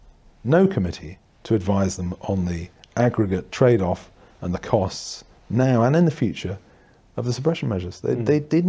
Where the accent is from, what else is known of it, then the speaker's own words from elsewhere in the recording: Yorkshire and the Humber, United Kingdom; moved away as an adult; also born or lived in Durham / Birmingham / London / New South Wales, Australia; now in Northumberland, United Kingdom; originally I was born in Durham and went to school in North Yorkshire and then Birmingham to university